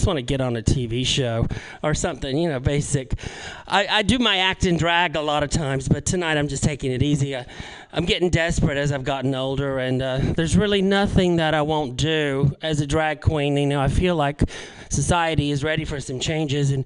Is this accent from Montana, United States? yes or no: no; North Carolina, United States; I grew up in North Carolina